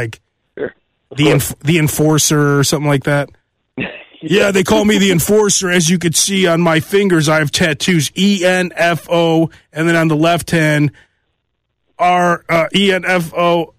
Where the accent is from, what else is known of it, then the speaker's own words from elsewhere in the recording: New York, United States; I'm from New York, right?